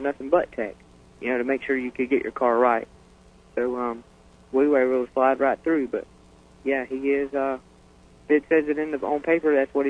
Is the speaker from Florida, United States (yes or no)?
yes; Panama City, Florida, United States; Panama City, Florida.